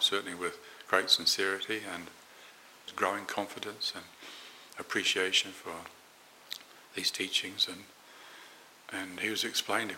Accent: Morrinsville, Waikato, New Zealand; where I grew up in New Zealand, a small town called Moranville

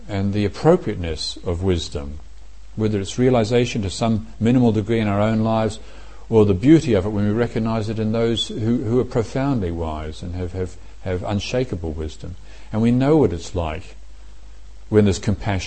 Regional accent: Morrinsville, Waikato, New Zealand; everybody in where I grew up in Moranesville used to go out shooting rabbits or pigs as well

